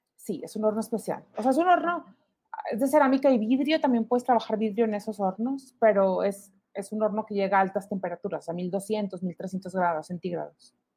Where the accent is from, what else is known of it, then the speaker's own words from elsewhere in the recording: Monclova, Coahuila, Mexico; now in Monterrey, Mexico; mis papás son de, somos todos de Monclova